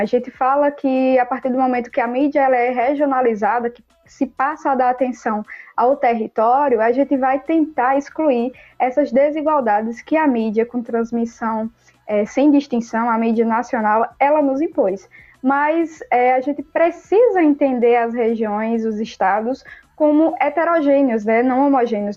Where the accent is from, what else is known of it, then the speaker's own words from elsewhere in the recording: Campina Grande, Paraíba, Brazil; now in João Pessoa, Brazil; eu sou é, da Paraíba, sou nascida e criada em Campina Grande, graças a Deus, mas hoje moro aqui na capital, João Pessoa